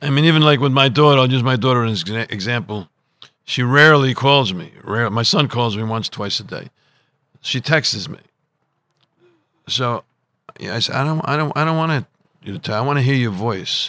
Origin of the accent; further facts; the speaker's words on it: Providence, Rhode Island, United States; I was growing up in Providence, Rhode Island, and in this Italian section called Federal Hill